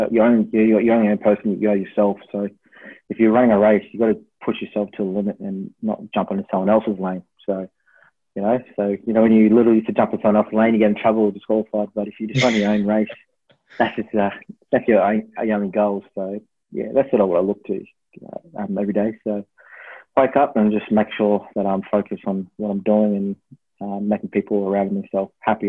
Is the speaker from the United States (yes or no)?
no; Melbourne, Victoria, Australia; born there; also born or lived in Tasmania / Brisbane; So I was, obviously born in Melbourne, lived in Tasmania, lived in Brisbane, and th